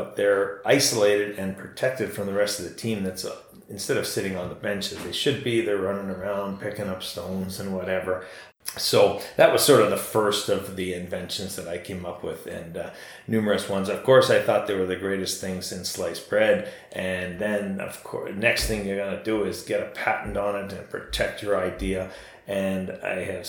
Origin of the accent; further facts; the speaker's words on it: Ontario, Canada; I'm from Ontario